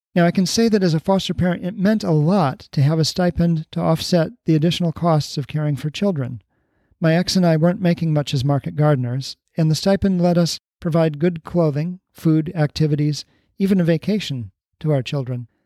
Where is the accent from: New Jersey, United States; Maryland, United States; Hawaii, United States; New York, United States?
Hawaii, United States; Honolulu; moved away; also born or lived in Columbus, Ohio; my immigrant friends growing up in Honolulu